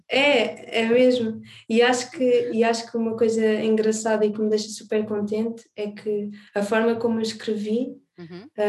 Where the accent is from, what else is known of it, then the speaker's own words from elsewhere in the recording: Alentejo, Portugal; also born or lived in Azores; now in Lisbon, Portugal; Nasci nos Açores, cresci no Alentejo, e agora vivo em Lisboa